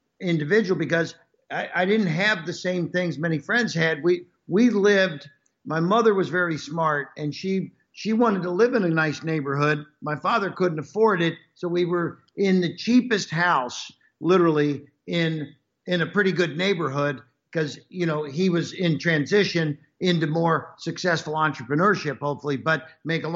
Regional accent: Cincinnati, Ohio, United States; I was born and raised in Cincinnati, Ohio

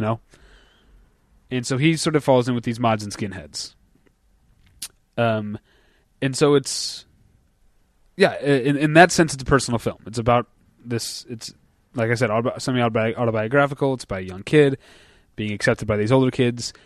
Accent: United States; as an American

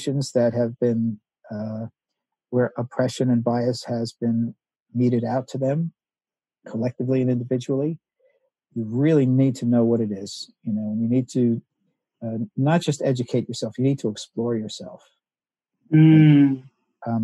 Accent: United States; I grew up in the United States in the 50s and 60s

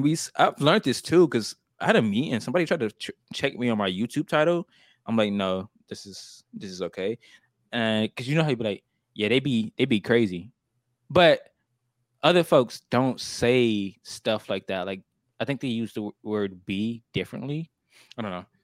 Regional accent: the South, United States; accent: country; I've been living in the South my whole life

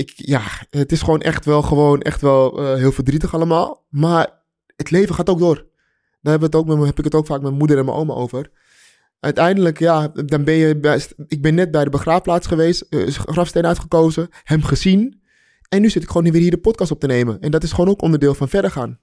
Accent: Amsterdam, North Holland, Netherlands; wij Amsterdammers

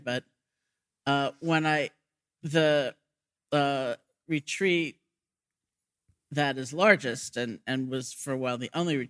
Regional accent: New York City, New York, United States; moved away; And I grew up in New York City

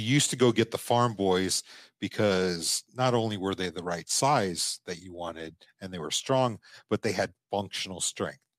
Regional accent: Omaha, Nebraska, United States; when we were growing up in Omaha

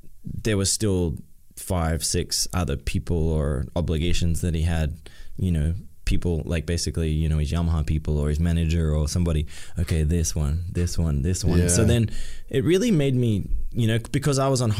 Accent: Australia; now in United States; I'm in my hometown. Probably my first time back to my hometown since 2016 with my family

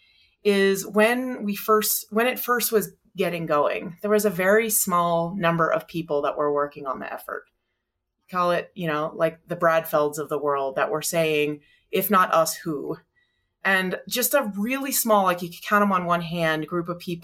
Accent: Florida, United States; moved away as an adult; also born or lived in Colorado; now in Boulder, United States; Growing up in Florida

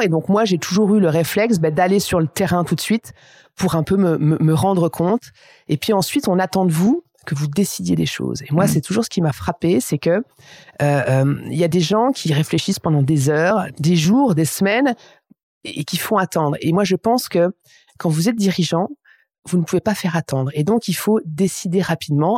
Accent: Aÿ, Grand Est, France; je suis champenoise et j'ai grandi à Haï, qui est le premier grand cru

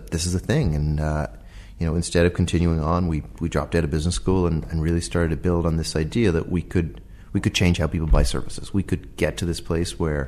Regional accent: Dublin, Leinster, Ireland; moved away as an adult; also born or lived in Boston; I'm from Dublin, from Ireland

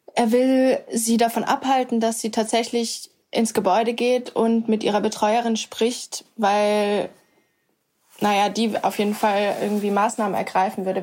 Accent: Würzburg, Bavaria, Germany; now in Berlin, Germany; in meiner Heimatstadt in Würzburg

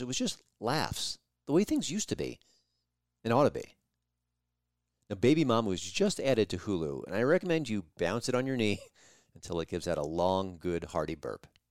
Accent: New York, United States; I listened to Howard Stern for like 20 plus years when I grew up in New York

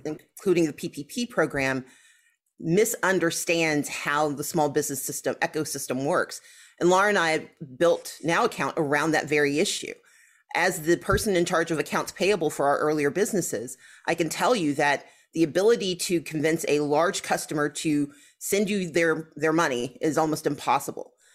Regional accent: the South, United States; as a Southerner

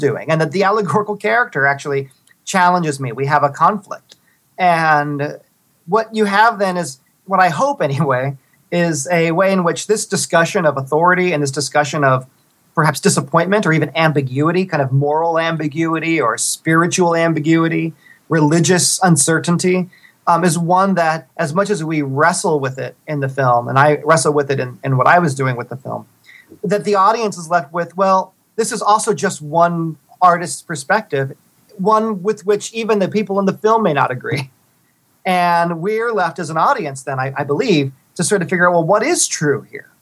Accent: South Texas, United States; I'm from South Texas

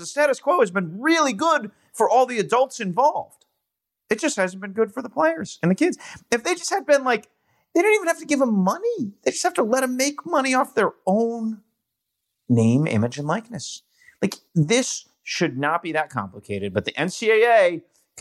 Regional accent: Northeast, United States; also born or lived in Syracuse; Dan and I are lacrosse people because we're from the Northeast.

